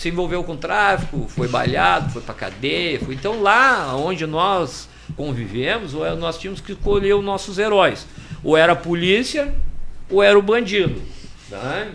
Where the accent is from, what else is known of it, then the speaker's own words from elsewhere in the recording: Porto Alegre, Rio Grande do Sul, Brazil; nascido e criado na Maria da Conceição